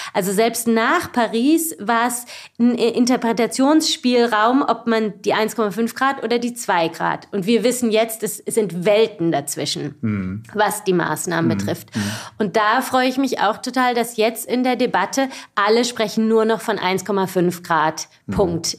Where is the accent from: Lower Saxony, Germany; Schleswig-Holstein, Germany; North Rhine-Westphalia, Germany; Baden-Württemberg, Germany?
Baden-Württemberg, Germany; Baden-Baden; also born or lived in Freiburg; Ich bin geboren in Süddeutschland, geboren in Freiburg, aber aufgewachsen in Baden-Baden